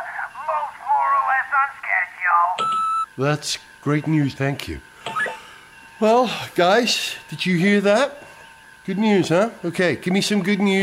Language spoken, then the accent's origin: English; Wales, United Kingdom; as a Welshman